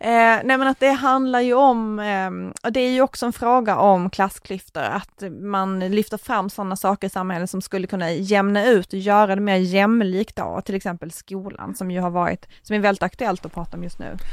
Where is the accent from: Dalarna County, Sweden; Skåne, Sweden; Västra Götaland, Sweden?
Skåne, Sweden; Tomelilla; min hembygd och det är att i Tomlilla kommun